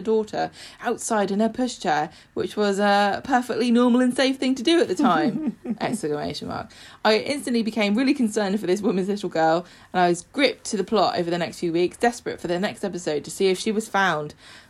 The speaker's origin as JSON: {"language": "English", "town": "Manchester", "region": "North West England", "country": "United Kingdom", "tie": "born or raised there", "said": "He's 19 now and at university in Manchester, my hometown. I live an hour down the road now, but I go back at least once a month."}